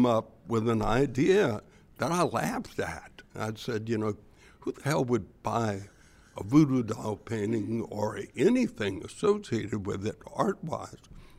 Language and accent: English; Louisiana, United States; born or raised there